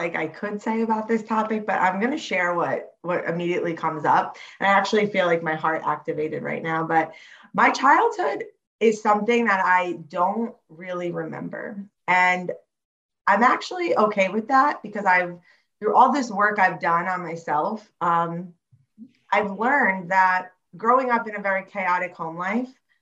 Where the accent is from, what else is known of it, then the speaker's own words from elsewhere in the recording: Monmouth County area, New Jersey, United States; also born or lived in Staten Island, New York; I grew up in New Jersey. I was like born in Staten Island, moved here when I was about 5 years old, and I've been here ever since. So, yeah. In like the Monmouth County area